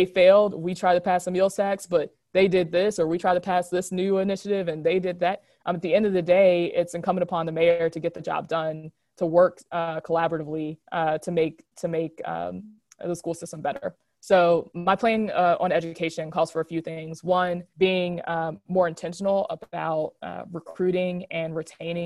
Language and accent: English; Hanover area, Virginia, United States; now in Richmond, United States; I grew up in the Hanover area